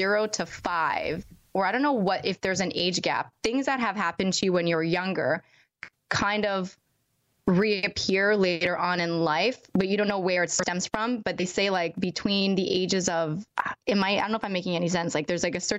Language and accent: English; East Coast, United States; I'm from the East Coast